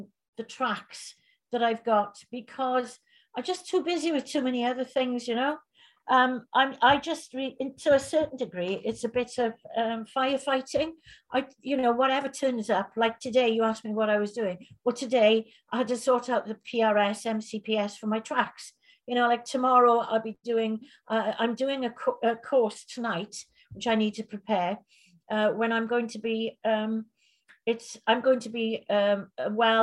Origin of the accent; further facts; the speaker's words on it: Fishguard, Wales, United Kingdom; also born or lived in Belgium; I grew up in Fishguard